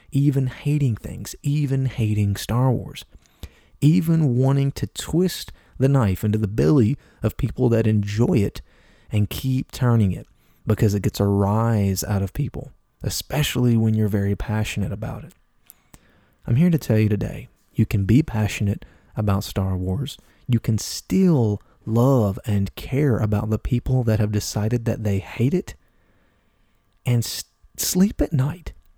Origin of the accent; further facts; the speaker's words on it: Appalachia, United States; I'm from Appalachia, okay? I'm from a southern state, and I'm from the southern part of that state.